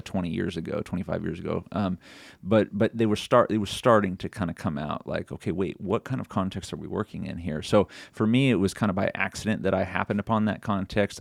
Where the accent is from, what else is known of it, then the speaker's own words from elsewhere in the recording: Sonoma County, California, United States; also born or lived in Sacramento, California; now in Tennessee, United States; born in Sacramento and then raised in Sonoma County, which is right near Napa in the wine country up there